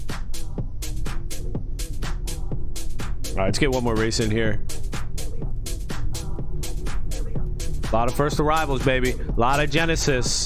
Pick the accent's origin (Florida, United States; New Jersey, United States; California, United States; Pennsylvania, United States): Pennsylvania, United States; Philadelphia; I'm from Philly. I'm on the other side. We from Philly out here.